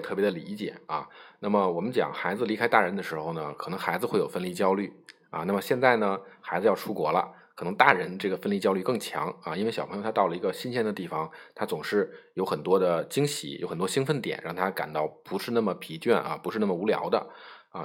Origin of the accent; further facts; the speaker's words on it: China; 我们中国人呢可能习惯于喝热水